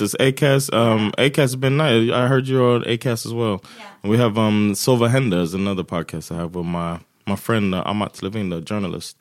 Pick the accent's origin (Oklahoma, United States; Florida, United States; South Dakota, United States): Florida, United States; moved away as an adult; also born or lived in New Jersey; now in Sweden; I'm from Florida